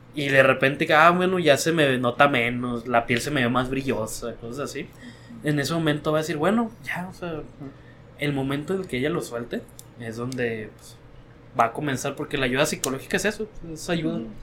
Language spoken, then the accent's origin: Spanish; Sinaloa, Mexico; somos de Sinaloa. Mi mamá es de un ranchito